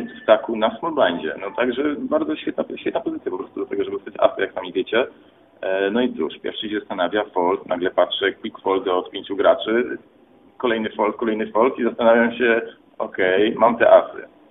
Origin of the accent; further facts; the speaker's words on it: Katowice, Silesian Voivodeship, Poland; jestem obywatelem Polski, pochodzę z Katowic